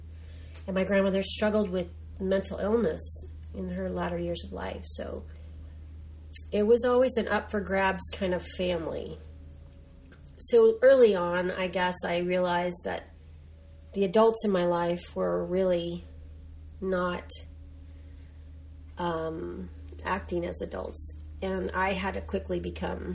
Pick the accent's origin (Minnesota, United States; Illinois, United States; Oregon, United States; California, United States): California, United States; Los Angeles; that's in East Los Angeles, California